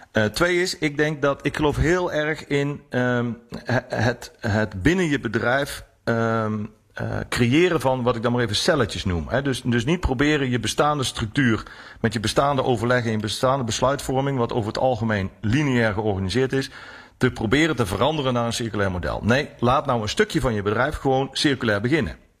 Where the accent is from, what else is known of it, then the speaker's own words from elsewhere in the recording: North Brabant, Netherlands; ik kom dan uit Brabant